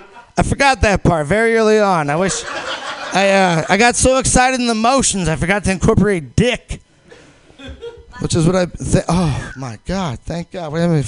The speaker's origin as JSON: {"language": "English", "region": "Missouri", "country": "United States", "said": "I came out from Missouri, all right, where fucking people suffer."}